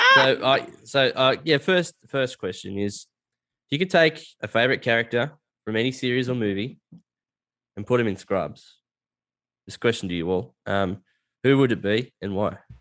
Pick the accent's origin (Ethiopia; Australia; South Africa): Australia; I'm from a bush town, like a little country town